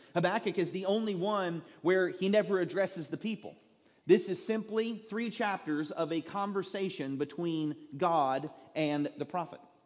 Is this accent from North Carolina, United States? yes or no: no; Southeast Texas, United States; I am a redneck from Southeast Texas